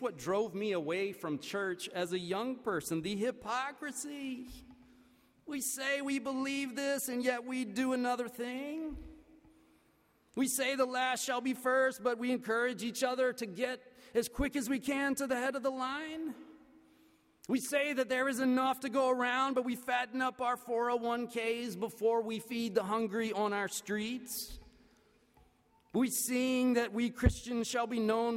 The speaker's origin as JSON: {"language": "English", "region": "the American South", "country": "United States", "said": "as a Southerner"}